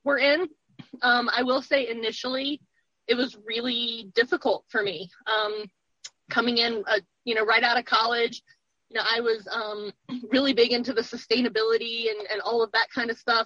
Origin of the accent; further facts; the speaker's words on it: Roanoke, Virginia, United States; I am from Virginia. I grew up in Roanoke and have spent most of my life here